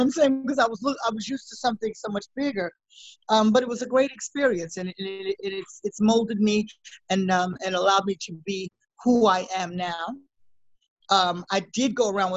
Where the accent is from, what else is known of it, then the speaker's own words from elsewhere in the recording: New York City, New York, United States; a little black girl growing up in Harlem